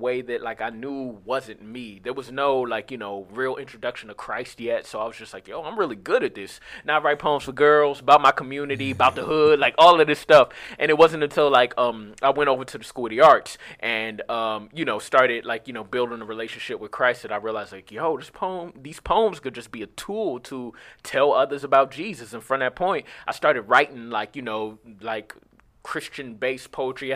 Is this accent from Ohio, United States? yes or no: yes; Cleveland, Ohio, United States; moved away as an adult; also born or lived in California; I grew up like on St. Clair, went to Collinwood High School